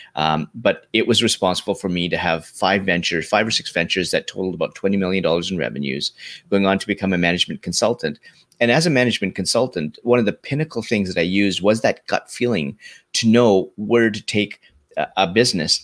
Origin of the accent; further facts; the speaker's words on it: Canada; also born or lived in London, Ontario, Canada; I grew up in Canada